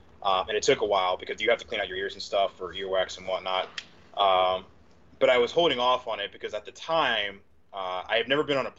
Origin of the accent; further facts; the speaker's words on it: Norristown, Pennsylvania, United States; also born or lived in Philadelphia, Pennsylvania; it's pretty much Norristown. I was born in South Philly, and I moved back and forth between living with my grandmother, then my mom. Then my dad, and I had a little runabout growing up, but essentially I ended up settling in Norristown.